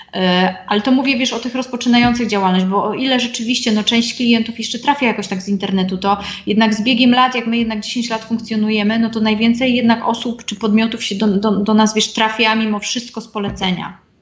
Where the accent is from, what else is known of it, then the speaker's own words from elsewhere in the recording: Silesian Voivodeship, Poland; moved away as an adult; also born or lived in Warsaw; Ja pochodzę ze Śląska, y, na studia dostałam się do Warszawy